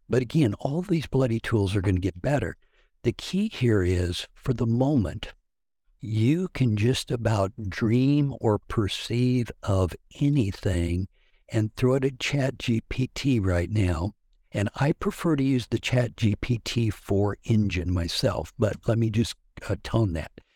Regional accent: Hutchinson, Kansas, United States; I am from Hutchinson, Kansas

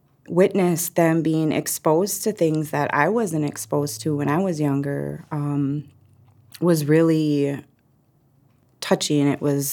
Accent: Red Cliff, Wisconsin, United States; moved away as an adult; also born or lived in Milwaukee, Wisconsin; I grew up in Red Cliff. I was born in Milwaukee, but I grew up in Red Cliff, and I didn't leave the area until I was maybe 24, 25, maybe a little bit older, 26. So this is my home. This is my community.

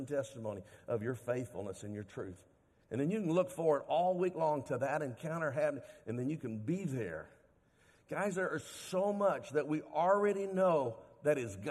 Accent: Dallas, Texas, United States; I grew up in Dallas, and every year they'd give us free tickets as Dallas school children

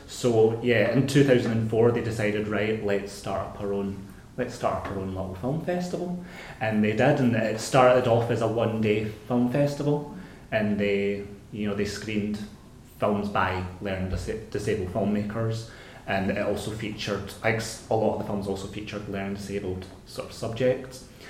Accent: Glasgow, Scotland, United Kingdom; my hometown of Glasgow

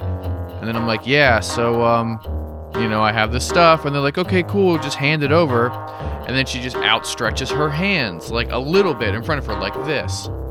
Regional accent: United States; growing up in the States.

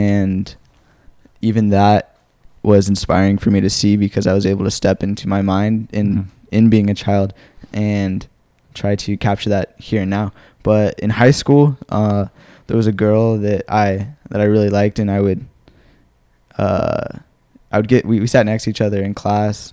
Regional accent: Phoenix, Arizona, United States; also born or lived in Mesa, Arizona; I've lived here in Phoenix, Arizona my whole life. I was born in Mesa

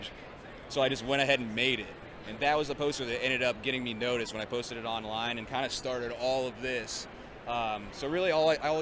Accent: Alliance, Ohio, United States; I grew up in near Alliance, Ohio

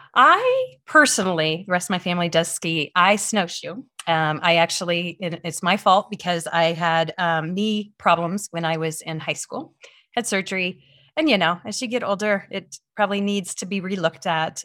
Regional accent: Midwest, United States; moved away; I grew up in the Midwest

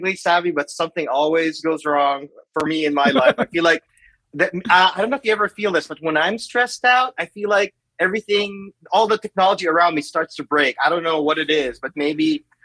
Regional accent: Manila, Metro Manila, Philippines; moved away as an adult; also born or lived in San Francisco, United States; now in Seattle, United States; I was born and raised in the Philippines. I lived there in Manila for 25 years.

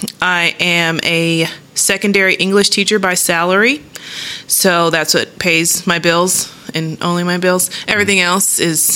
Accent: Lubbock, Texas, United States; So my dad was in the Air Force. Mm-hmm. So I just claim Lubbock as my home

